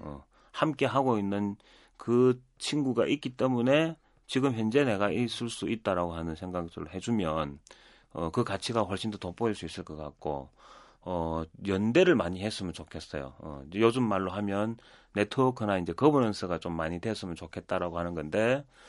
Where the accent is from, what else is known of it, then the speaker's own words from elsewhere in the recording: Busan, South Korea; 태어나고 자란 곳은 다 부산인데